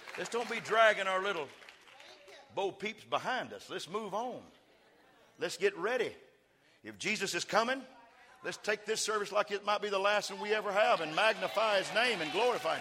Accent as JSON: {"language": "English", "region": "West Texas", "country": "United States", "said": "I'm from West Texas"}